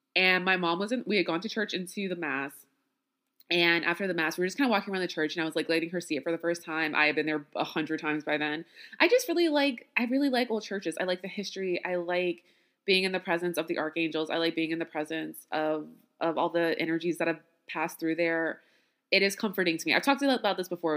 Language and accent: English; Louisiana, United States; as a Black woman born and raised in Louisiana